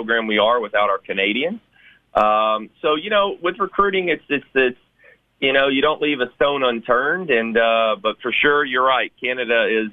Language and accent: English; Memphis, Tennessee, United States; I'm very blessed to be able to do this in my hometown